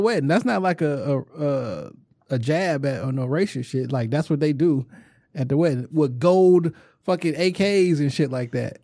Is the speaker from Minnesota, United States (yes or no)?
no; Detroit, Michigan, United States; Warwick, you know, I grew up on Plainview.